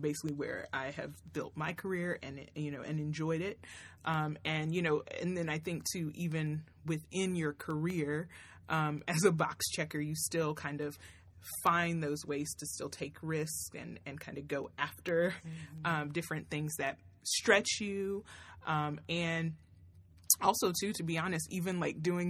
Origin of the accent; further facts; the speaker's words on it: Tennessee, United States; moved away as an adult; also born or lived in Florida; I grew up in Tennessee, but I came to school here in Florida at FAMU.